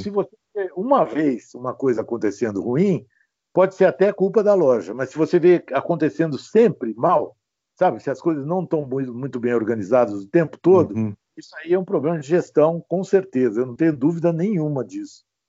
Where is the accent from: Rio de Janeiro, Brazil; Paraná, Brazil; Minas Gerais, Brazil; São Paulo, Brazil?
São Paulo, Brazil; Ribeirão Preto; also born or lived in São José dos Campos; eu nasci em Ribeirão Preto